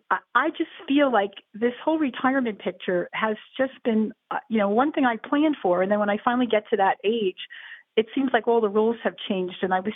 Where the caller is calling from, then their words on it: Northern New Jersey, United States; I'm calling from Northern New Jersey, a bedroom community of Manhattan. My husband is 73. I am 67.